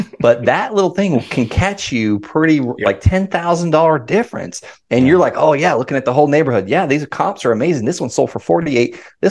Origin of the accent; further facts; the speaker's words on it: California, United States; I'm from California.